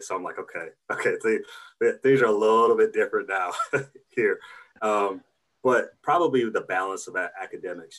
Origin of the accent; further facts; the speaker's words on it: Battle Creek, Michigan, United States; moved away; also born or lived in Columbia, South Carolina / Iowa City, Iowa; growing up in Battle Creek